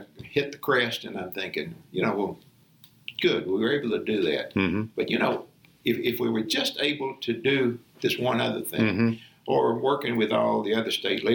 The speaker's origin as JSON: {"language": "English", "town": "El Dorado", "region": "Arkansas", "country": "United States", "tie": "born or raised there", "lives_now": "Little Rock, United States", "said": "I'm from Alvarado."}